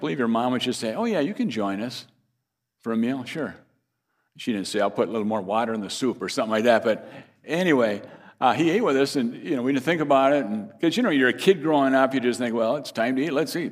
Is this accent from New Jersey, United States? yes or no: no; Fairmont, Minnesota, United States; my hometown is Fairmont, Minnesota